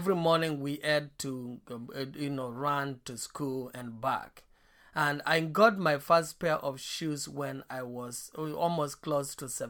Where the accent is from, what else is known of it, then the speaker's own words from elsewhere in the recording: Eastern Province, Kenya; where I was born, I was born in Eastern Kenya, and I was born in a very poor family.